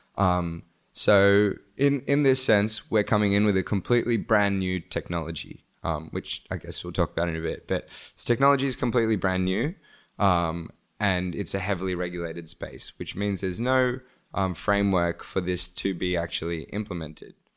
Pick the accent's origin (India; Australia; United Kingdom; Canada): Australia; also born or lived in Bangladesh; now in Cambodia; I was born in, um, Bangladesh and I grew up in Australia